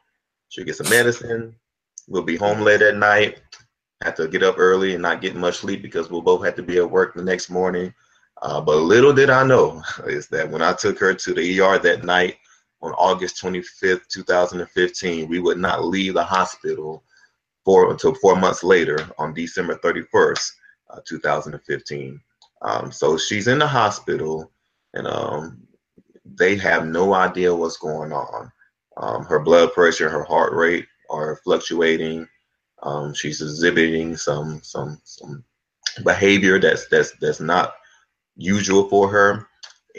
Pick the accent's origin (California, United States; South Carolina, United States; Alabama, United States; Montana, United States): Alabama, United States; Florence; moved away as an adult; also born or lived in Atlanta, Georgia; I'm originally from Florence, Alabama. Grew up there